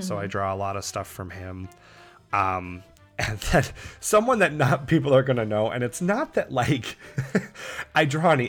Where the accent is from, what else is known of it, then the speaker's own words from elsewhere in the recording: East Coast, United States; moved away; Because we're from the East Coast.